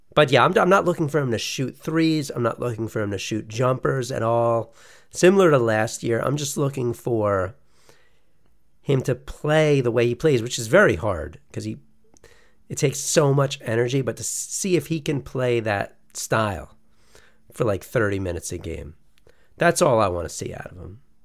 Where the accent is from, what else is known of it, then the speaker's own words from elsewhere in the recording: United States; we're American